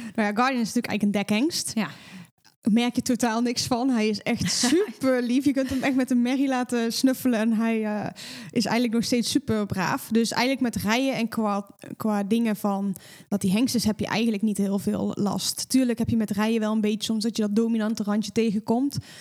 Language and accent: Dutch; North Brabant, Netherlands; En ik kom natuurlijk uit Brabant